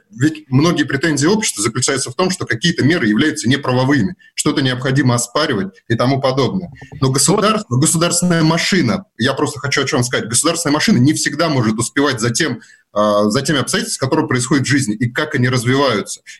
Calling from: Moscow, Russia; …, вы откуда? Я из города Москвы.

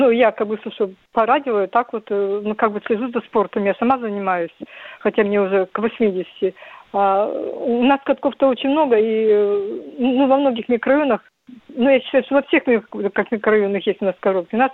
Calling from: Khabarovsk, Khabarovsk Krai, Russia; Я звоню с Дальнего Востока, с города Хабаровска.

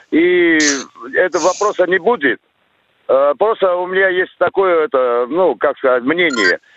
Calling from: Chelyabinsk, Chelyabinsk Oblast, Russia; Э, я это, из Челябинска, бывший работник телевидения.

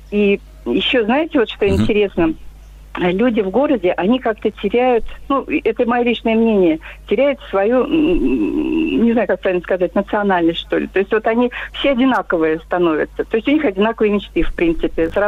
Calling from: Vladimir, Vladimir Oblast, Russia; я из Владимира.

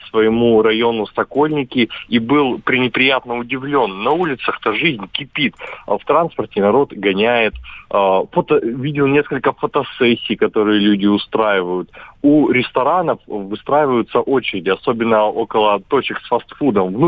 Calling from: Krasnoyarsk, Krasnoyarsk Krai, Russia; Я из Красноярска, мы очень далеко от вас

